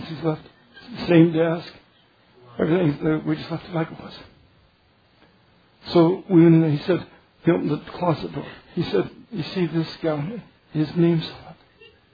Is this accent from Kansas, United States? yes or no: yes; Kansas, United States; I'm from Kansas